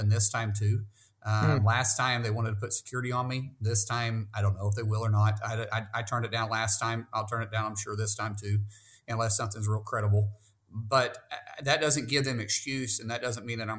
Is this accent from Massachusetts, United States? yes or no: no; Oklahoma, United States; I'm a guy from Oklahoma first.